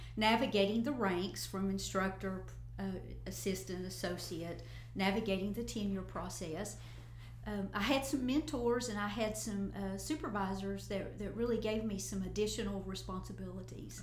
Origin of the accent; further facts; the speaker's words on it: Northeast Tennessee, United States; moved away as an adult; now in West Tennessee, United States; I was born and raised in Northeast Tennessee